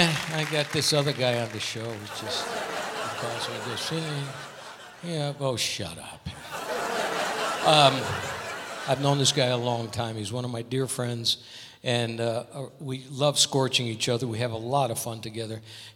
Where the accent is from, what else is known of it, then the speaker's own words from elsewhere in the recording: Connecticut, United States; now in Las Vegas, United States; He's from Rhode Island. I'm from Connecticut.